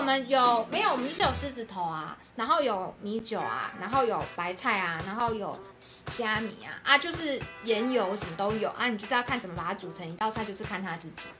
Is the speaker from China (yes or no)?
no; Taiwan; 让我们台湾人去吃一样。